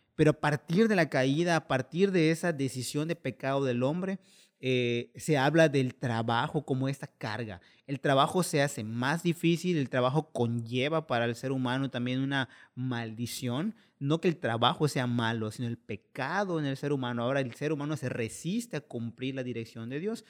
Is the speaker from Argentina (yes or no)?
no; Mexico; como mal mexicano